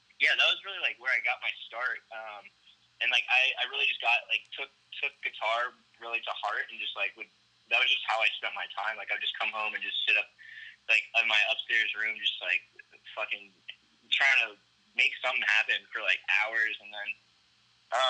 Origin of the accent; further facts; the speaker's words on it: Hilton Head, South Carolina, United States; moved away as an adult; also born or lived in Virginia; now in Dallas, United States; I'm from a small island called Hilton Head there. I grew up there. I was actually born in Virginia, but I lived there, like, pretty much since I was a baby.